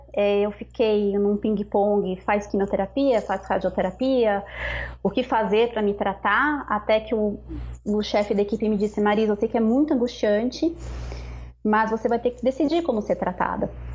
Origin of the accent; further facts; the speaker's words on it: São Paulo, Brazil; moved away as an adult; eu sou natural de São Paulo, morava lá com as crianças